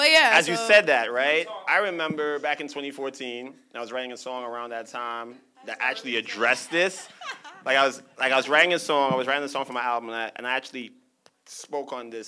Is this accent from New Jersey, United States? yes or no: no; New York, United States; I'm from Brooklyn